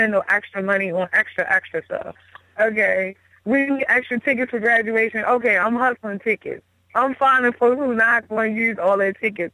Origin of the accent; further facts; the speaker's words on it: Baltimore, Maryland, United States; moved away as an adult; now in Houston, United States; I'm from Baltimore, born and raised. I mean, I lived here most of my life.